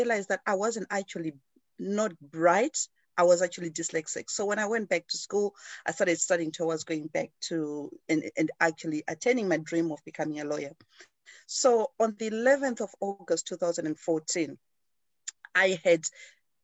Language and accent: English; Zimbabwe; moved away as an adult; now in United Kingdom; I grew up in Zimbabwe, in Africa.